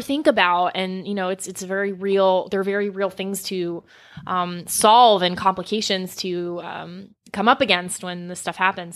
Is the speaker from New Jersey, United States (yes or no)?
no; South Florida, United States; I grew up in South Florida near Fort Lauderdale, Miami